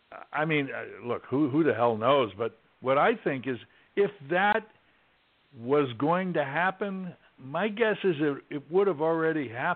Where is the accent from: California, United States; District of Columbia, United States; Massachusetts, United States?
District of Columbia, United States; Washington; I grew up in Washington, D.C.